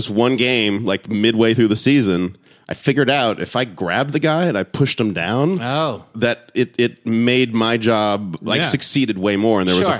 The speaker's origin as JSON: {"language": "English", "town": "San Antonio", "region": "Texas", "country": "United States", "tie": "born or raised there", "also_born_or_lived": "Honolulu, Hawaii / North Carolina", "said": "when I was 4, moved to San Antonio. That's where I grew up. San Antonio, Texas."}